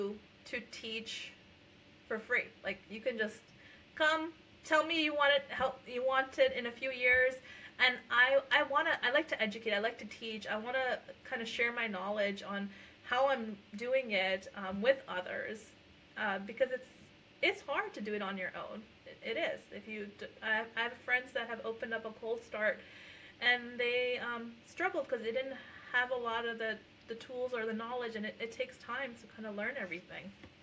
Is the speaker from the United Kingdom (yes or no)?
no; India; first language Punjabi; I'm not Hispanic. I'm Indian, and I also speak my language, which is Punjabi.